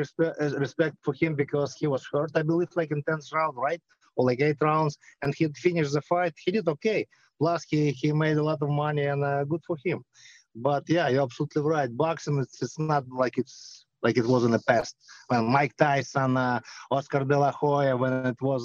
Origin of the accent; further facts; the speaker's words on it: Belarus; moved away; I'm from Belarus. I grew up by Chernobyl